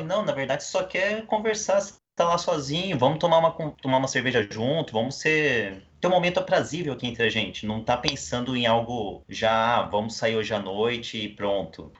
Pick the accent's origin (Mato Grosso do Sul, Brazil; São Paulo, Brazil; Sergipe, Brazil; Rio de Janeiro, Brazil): Mato Grosso do Sul, Brazil; Campo Grande; eu também sou de Campo Grande, Mato Grosso do Sul